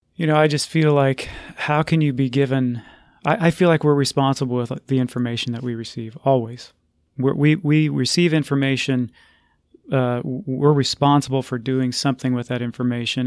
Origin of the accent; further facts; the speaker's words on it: Texas, United States; my home state, the state of Texas